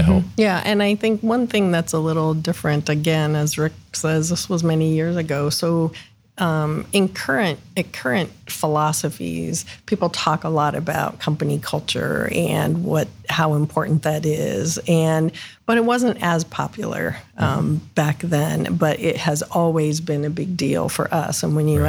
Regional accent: Northeast Ohio, United States; also born or lived in Columbus, Ohio; I grew up in Northeast Ohio, moved down here after college.

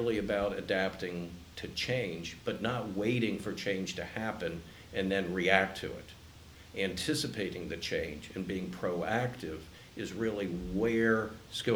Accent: Columbus, Ohio, United States; I grew up in Columbus when it was a cow town

